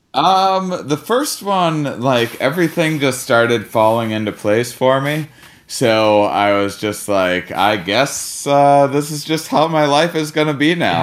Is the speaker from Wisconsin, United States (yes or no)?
yes; Wisconsin, United States; I'm from Wisconsin